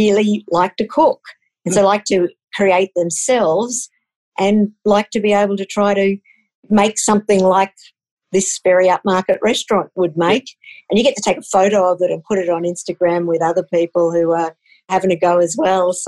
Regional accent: Queensland, Australia; I grew up in Queensland

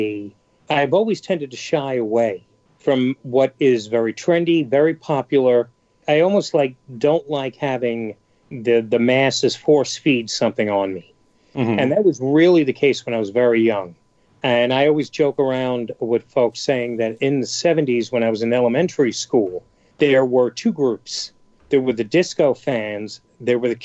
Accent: New York City, New York, United States; I'm from New York City, I'm from the Bronx

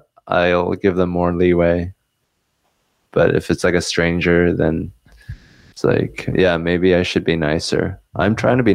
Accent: Seattle, Washington, United States; also born or lived in New Jersey; high school in Seattle. And then before that, I moved to Seattle at the age of 7 from New Jersey. And I was born in New Jersey.

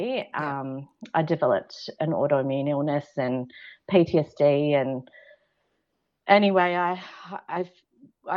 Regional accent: Central Coast, New South Wales, Australia; I grew up on the Central Coast with a lovely beach lifestyle

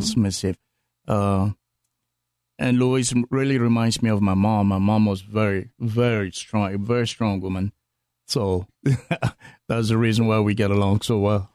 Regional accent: Ghana; moved away; from Ghana on the west coast of Africa.

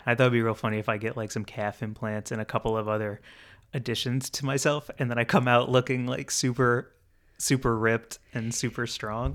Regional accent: United States; as an American

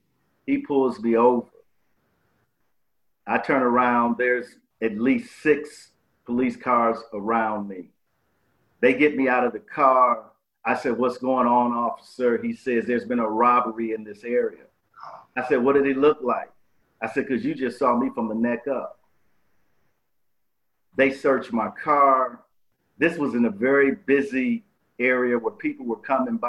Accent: Milwaukee, Wisconsin, United States; I grew up in Milwaukee, Wisconsin.

